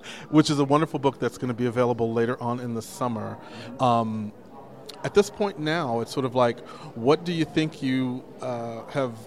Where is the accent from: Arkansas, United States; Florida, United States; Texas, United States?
Texas, United States; moved away; I grew up in Texas